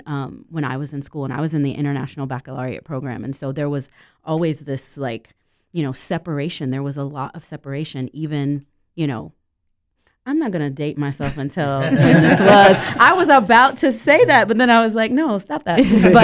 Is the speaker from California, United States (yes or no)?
no; Central Florida, United States; I grew up in Central Florida, but I went to Winter Park High School.